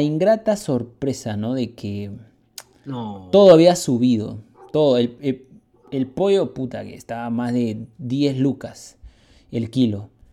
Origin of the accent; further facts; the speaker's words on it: Peru; Los peruanos somos arroceros, de ley